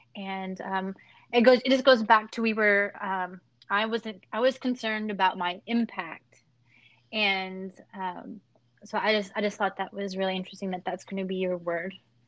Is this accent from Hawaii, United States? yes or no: no; Pampa, Texas, United States; also born or lived in Amarillo; So I'm from Amarillo, actually a small town near there called Pampa.